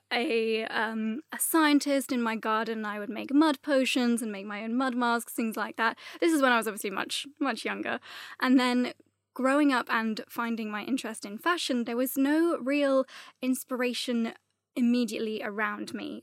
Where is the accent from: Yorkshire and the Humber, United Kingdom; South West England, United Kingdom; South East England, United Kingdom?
South West England, United Kingdom; Gloucester; now in London, United Kingdom; I grew up in a town called Gloucester